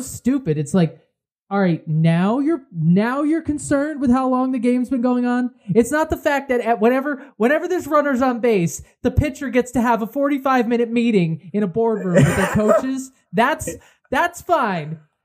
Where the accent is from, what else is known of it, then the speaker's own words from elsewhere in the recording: Connecticut, United States; we're from Connecticut